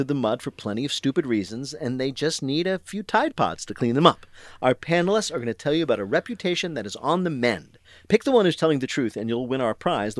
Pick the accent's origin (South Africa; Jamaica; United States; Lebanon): United States; New Jersey; Now, I am from New Jersey, as I occasionally mention.